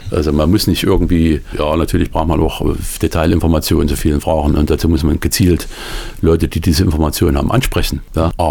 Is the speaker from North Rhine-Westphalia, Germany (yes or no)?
no; Sitzendorf, Thuringia, Germany; Dieser Spruch ist da, wo ich herkomme. Ich bin im Schwarzetal groß geworden, in Sitzendorf.